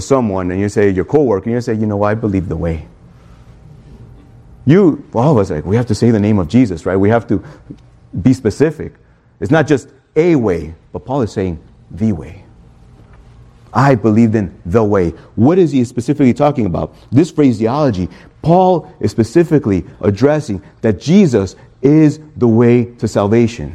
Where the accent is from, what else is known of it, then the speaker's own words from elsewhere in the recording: Chicago, Illinois, United States; now in Miami, United States; I'm from Chicago